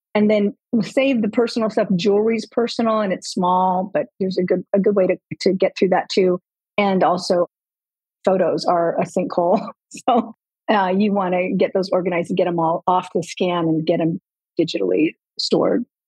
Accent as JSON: {"language": "English", "region": "Southern California", "country": "United States", "tie": "born or raised there", "also_born_or_lived": "Colorado", "moved": "as an adult", "lives_now": "Florida, United States", "said": "we were born and raised in Southern California"}